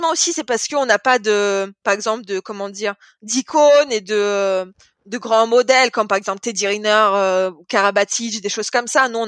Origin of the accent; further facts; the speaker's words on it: France; en plus, comme je suis française, le public il est à fond envers, euh, envers les Français